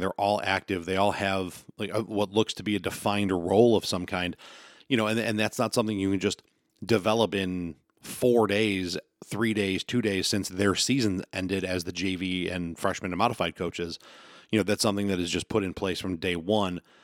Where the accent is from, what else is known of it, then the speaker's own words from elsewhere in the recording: Western New York, United States; I'm gonna talk from the West New York area, uh, because that's where I'm from